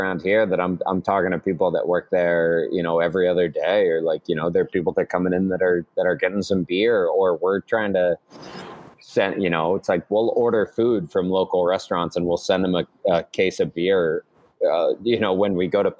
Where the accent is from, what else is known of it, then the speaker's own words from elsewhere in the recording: northern Colorado, United States; now in Massachusetts, United States; I grew up in northern Colorado